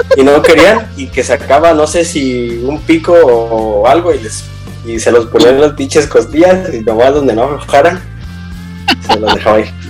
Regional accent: Michoacán, Mexico; moved away; allá en mi pueblo de Michoacán

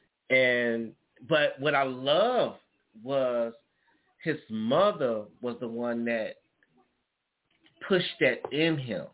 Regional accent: Chicago, Illinois, United States; I'm from Chicago

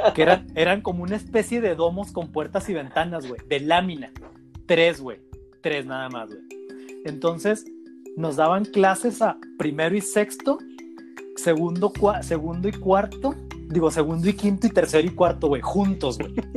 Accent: Mexico; como buen mexicano

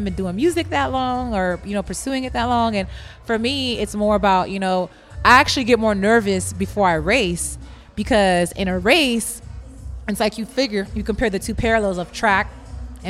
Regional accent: Los Angeles, California, United States; now in Houston, United States; I'm from L.A. I'm from Cali.

